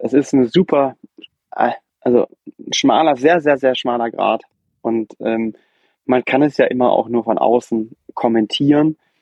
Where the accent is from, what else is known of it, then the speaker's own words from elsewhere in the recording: Brühl, North Rhine-Westphalia, Germany; ich komme ja aus dem Brühl, aus der Nähe von Köln